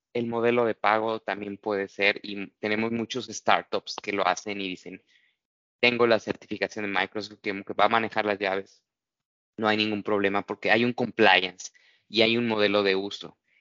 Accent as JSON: {"language": "Spanish", "country": "Mexico", "said": "soy mexicano"}